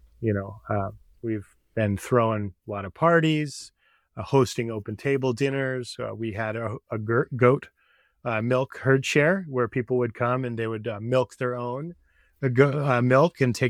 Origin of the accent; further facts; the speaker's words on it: California, United States; I was raised in the East Bay area on a 5-acre parcel, and I was in 4-H and, you know, we had 28 walnut trees